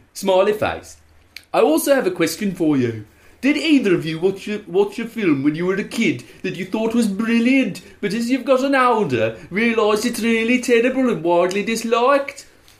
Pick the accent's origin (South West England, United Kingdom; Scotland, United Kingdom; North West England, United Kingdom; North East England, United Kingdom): South West England, United Kingdom; now in Birmingham, United Kingdom; I'm 24 from Gloucestershire, but now living in Birmingham's